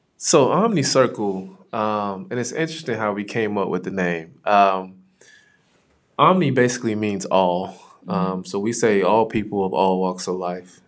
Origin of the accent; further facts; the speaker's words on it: West Palm Beach, Florida, United States; moved away as an adult; now in Topeka, United States; where I'm from, I am from West Palm Beach, Florida